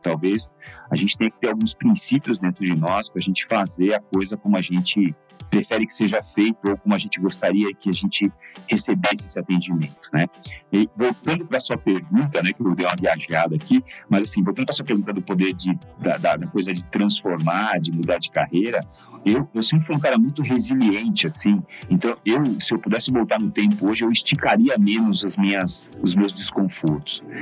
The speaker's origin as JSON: {"language": "Portuguese", "town": "Suzano", "region": "São Paulo", "country": "Brazil", "tie": "born or raised there", "also_born_or_lived": "Mogi das Cruzes", "said": "Nasci em Mogi das Cruzes, mas só porque o hospital era em Mogi das Cruzes, mas fui criado em Suzano completamente"}